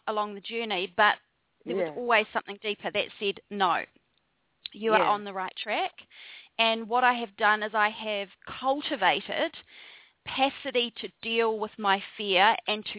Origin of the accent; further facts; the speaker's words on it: New Zealand; moved away as an adult; also born or lived in Wellington, New Zealand; now in Bali, Indonesia; So I'm a Kiwi, which is a New Zealander. So I'm from down under. And I grew up in a very small farming community for the first 17 years of my life.